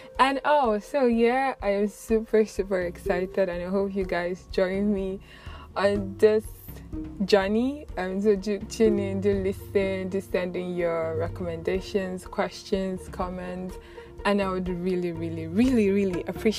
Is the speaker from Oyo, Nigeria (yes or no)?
no; Nnewi, Anambra, Nigeria; I'm from Anambra State, Nnewi South Local Government, Amich Town, and Ibinatopaya Village.